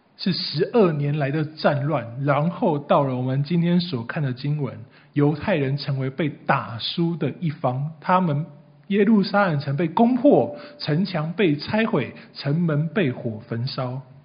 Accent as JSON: {"language": "Chinese", "country": "Taiwan", "said": "除非你今天是原住民呐，不然我们的祖先大概都是百年以前从隔壁中国大陆渡海到台湾来的。"}